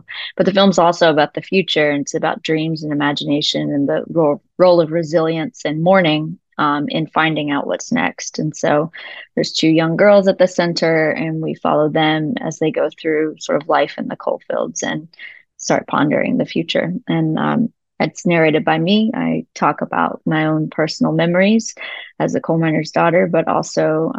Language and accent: English; Appalachia, United States; because those two things are important things for me as an Appalachian.